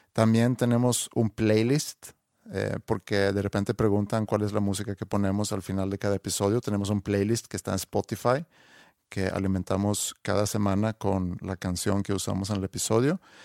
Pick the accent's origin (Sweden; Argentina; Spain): Sweden; Spanish is a second language; now in Mexico; ya le digo, de Suecia